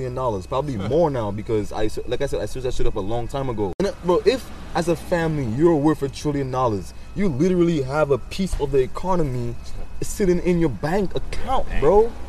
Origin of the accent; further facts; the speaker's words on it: United States; also born or lived in Saint Lucia (family heritage); I'm not even a St. Lucian citizen, bro. I was born in America